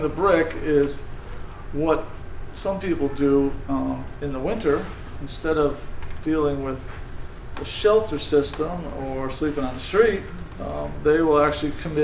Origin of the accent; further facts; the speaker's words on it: South Windsor, Connecticut, United States; I grew up in South Windsor, the youngest of four, and had a fairly normal childhood